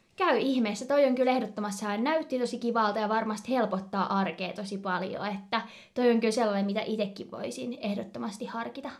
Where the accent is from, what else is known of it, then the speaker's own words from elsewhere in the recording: Turku, Southwest Finland, Finland; also born or lived in Kouvola; Me ollaan itse asiassa ää, ihan pienenä asuttu Kouvolassa ja sieltä niinku ihan alun perin kotoisin. Vaikka kyllä me molemmat varmaan lasketaan itsemme turkulaiseksi